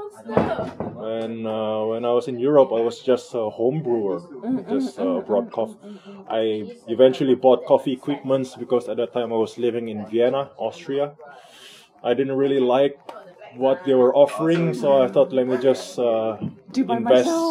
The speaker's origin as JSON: {"language": "English", "country": "Indonesia", "moved": "as an adult", "said": "I'm from Indonesia."}